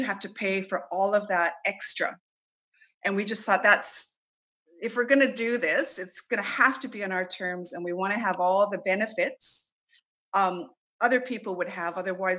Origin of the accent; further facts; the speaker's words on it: Canada; now in Australia; They'll ask me where I'm from and I'll say, well, you know, I'm actually live in Australia, but I'm a Canadian at heart. So I don't know if other Canadians experience that, but I'm very proud to be a Canadian.